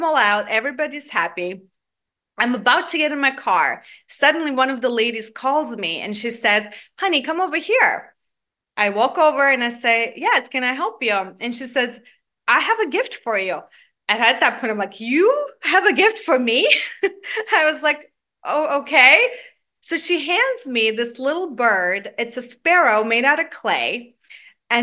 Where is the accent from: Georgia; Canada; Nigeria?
Georgia; born or raised there; now in Atlanta, United States